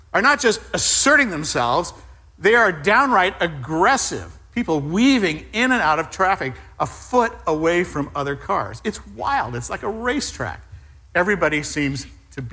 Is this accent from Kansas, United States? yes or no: no; Southern California, United States; moved away; I was raised in Southern California, the land of speed